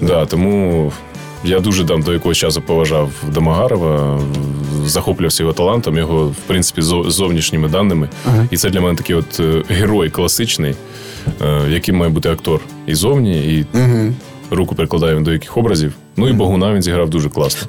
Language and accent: Ukrainian; Ukraine; нам, українцям